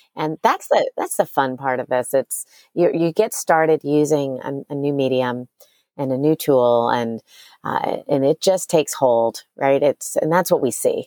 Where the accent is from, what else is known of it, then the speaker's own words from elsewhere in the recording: New Orleans, Louisiana, United States; now in Austin, United States; I grew up in New Orleans